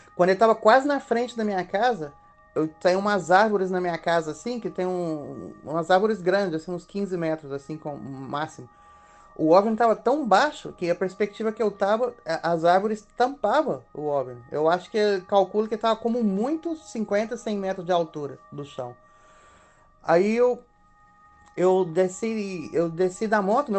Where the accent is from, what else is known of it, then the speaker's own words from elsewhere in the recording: Minas Gerais, Brazil; moved away as an adult; now in Spain; sou natural de Minas Gerais e faz mais de 20 anos moro na Europa